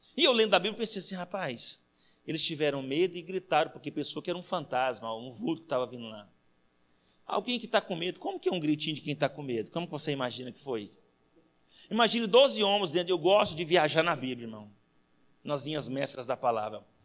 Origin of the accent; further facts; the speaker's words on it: Anápolis, Goiás, Brazil; moved away; Quando eu vou para casa da minha mãe em Goiás, que eu sou goiano, lá de Anápolis